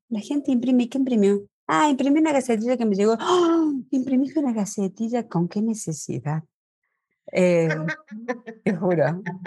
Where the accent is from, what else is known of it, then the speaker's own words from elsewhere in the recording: Argentina; moved away as an adult; now in Mexico; nací en Argentina, soy argentina de nacimiento mexicana por elección